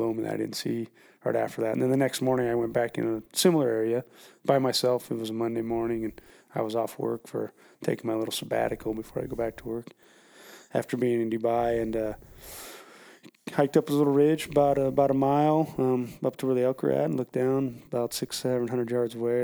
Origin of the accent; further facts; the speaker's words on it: Montana, United States; growing up in Montana